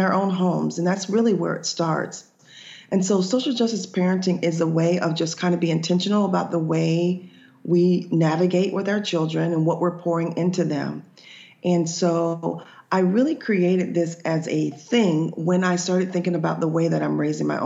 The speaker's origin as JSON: {"language": "English", "town": "Boca Raton", "region": "Florida", "country": "United States", "tie": "born or raised there", "also_born_or_lived": "Georgia", "said": "I was born and raised in Florida, and I moved to Georgia for a couple of years to teach, but came back home. So Boca Raton is kind of where I grew up for the most part."}